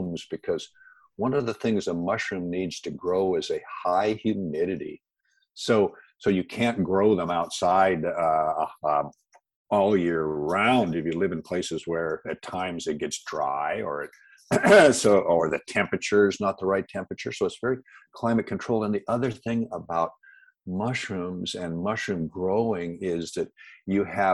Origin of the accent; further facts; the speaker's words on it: Seattle, Washington, United States; I grew up in the Pacific Northwest, out in the Seattle area, and Washington State is what they call the Evergreen State.